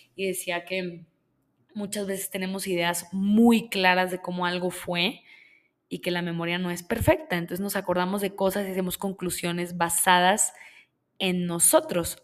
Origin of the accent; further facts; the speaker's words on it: Monterrey, Nuevo León, Mexico; Yo soy de Monterrey, yo soy de Monterrey, Nuevo León, en México. Y vengo de un lugar donde crecí